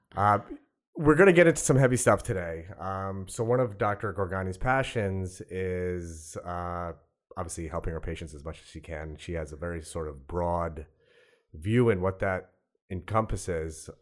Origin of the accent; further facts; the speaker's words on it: South Shore of Long Island, New York, United States; also born or lived in Brooklyn; I grew up on the South Shore of Long, of Long Island